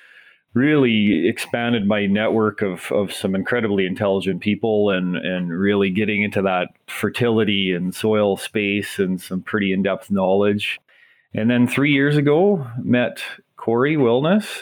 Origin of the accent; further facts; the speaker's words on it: East Central Saskatchewan, Canada; also born or lived in Australia; I grew up in East Central Saskatchewan